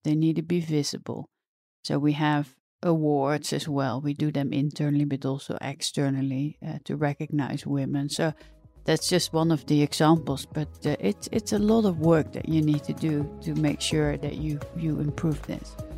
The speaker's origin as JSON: {"language": "English", "area": "the middle of the Netherlands", "region": "central Netherlands", "country": "Netherlands", "tie": "born or raised there", "said": "I grew up uh, in uh, the middle of the Netherlands, so more on the countryside"}